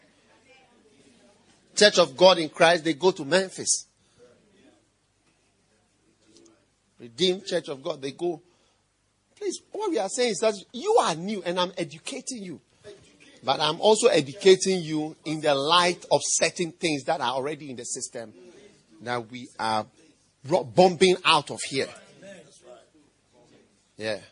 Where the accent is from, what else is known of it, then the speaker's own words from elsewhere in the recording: Ghana; I am a Ghanaian, and the church was started from Ghana